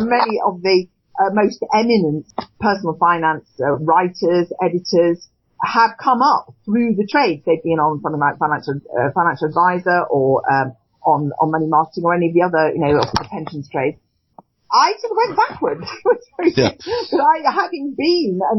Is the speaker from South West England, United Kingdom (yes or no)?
no; Cheshire, North West England, United Kingdom; moved away as an adult; also born or lived in London; I'm from Cheshire originally, which is where I've come back to, having been in London and the South East for most of my working life. My neighbour was a guardian, was an editor of The Guardian when I was a child